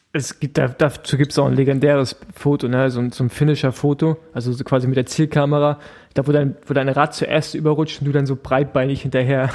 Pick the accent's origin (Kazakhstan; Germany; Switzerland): Germany; East Germany; ich Ossi bin